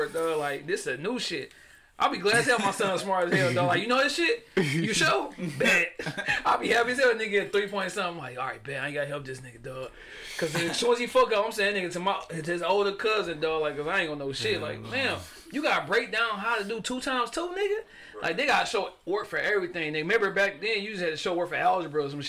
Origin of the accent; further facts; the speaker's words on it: Detroit, Michigan, United States; also born or lived in Texas; I was driving from Texas to back to Detroit